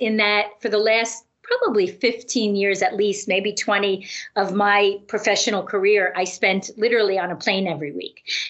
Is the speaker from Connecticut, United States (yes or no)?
yes; Connecticut, United States; I have not left my hometown here in Connecticut since